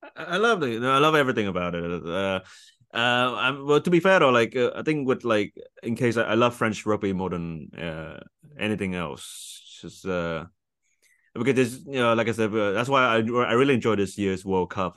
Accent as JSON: {"language": "English", "country": "Vietnam", "said": "I'm from Vietnam"}